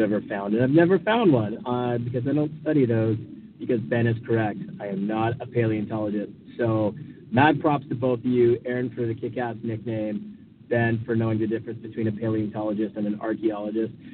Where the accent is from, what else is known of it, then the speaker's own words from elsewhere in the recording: Vancouver Island, British Columbia, Canada; I am from Vancouver Island, British Columbia, Canada